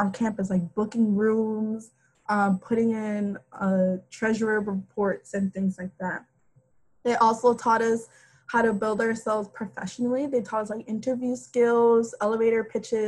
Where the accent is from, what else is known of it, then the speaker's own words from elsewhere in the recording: Miami, Florida, United States; also born or lived in Gainesville; I am coming from Miami. So, and Miami is a pretty diverse city